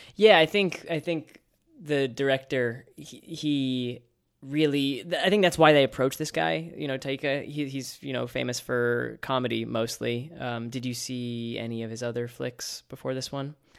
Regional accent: New York City, New York, United States; As a New Yorker

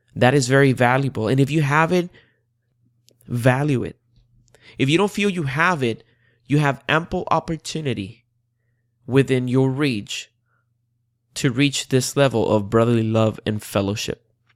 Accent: Puerto Rico; now in Central Florida, United States; I was born and raised in the beautiful island of Puerto Rico

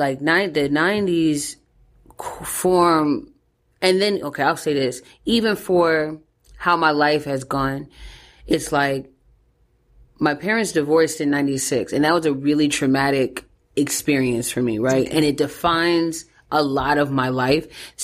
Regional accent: Jonesboro, Georgia, United States; So, but yeah, I'm from Jonesboro, Georgia, man.

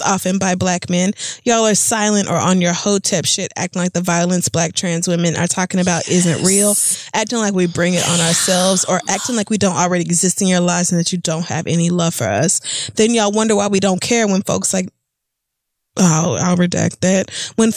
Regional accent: the Bible Belt, United States; I grew up in the Bible Belt

